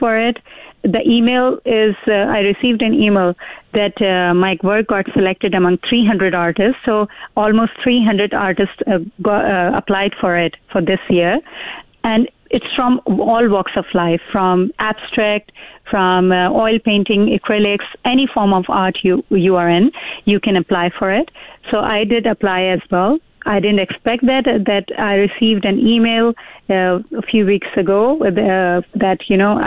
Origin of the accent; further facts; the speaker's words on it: Karachi, Sindh, Pakistan; moved away as an adult; now in Fort McMurray, Canada; I was born and raised in Pakistan, came to Canada in 2005